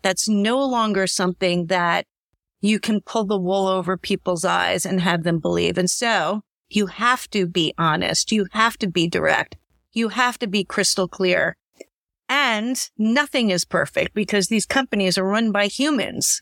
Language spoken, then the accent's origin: English; New York, United States; I'm a New Yorker